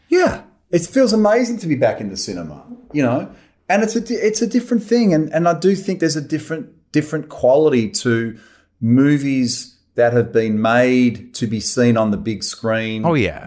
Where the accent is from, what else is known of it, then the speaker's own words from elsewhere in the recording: Australia; I love being Australian.